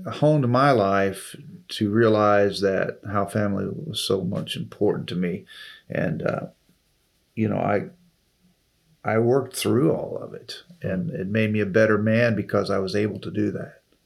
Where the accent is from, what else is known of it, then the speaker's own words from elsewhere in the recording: Taylorville, Illinois, United States; moved away as an adult; also born or lived in Springfield, Missouri / Decatur, Illinois; which was just 30 miles from my hometown of Taylorville